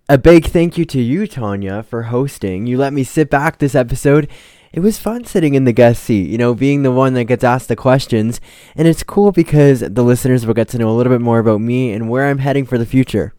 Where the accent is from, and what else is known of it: Canada